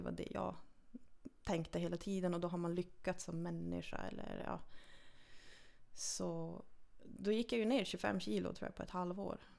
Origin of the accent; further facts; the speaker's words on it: Lannavaara, Norrbotten County, Sweden; jag är född och uppvuxen i Lannavaara, 13 mm. mil nordost härifrån.